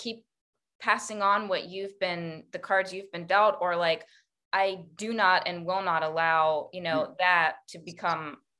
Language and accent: English; Maryland, United States; But like, it's some weird Northeastern accent that I'm from Maryland, but I've never lived up in the Northeast.